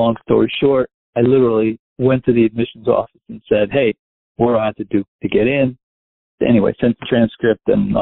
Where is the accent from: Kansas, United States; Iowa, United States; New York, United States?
New York, United States; Westchester; moved away as an adult; also born or lived in New Orleans / Miami; I grew up in Westchester. I lived in the city till I was about 4, and we moved to Westchester.